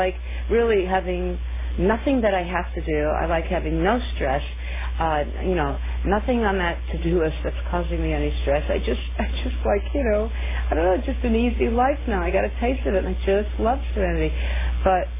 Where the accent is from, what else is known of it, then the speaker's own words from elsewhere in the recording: New York City, New York, United States; now in California, United States; I come from New York State, and, you know, New York City